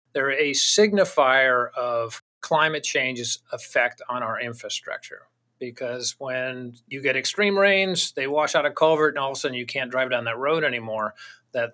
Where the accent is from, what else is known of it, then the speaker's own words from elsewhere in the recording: Virginia, United States; also born or lived in Tennessee; now in New Hampshire, United States; Tennessee, I grew up in Virginia, Tennessee, West Virginia, and then up in New Hampshire.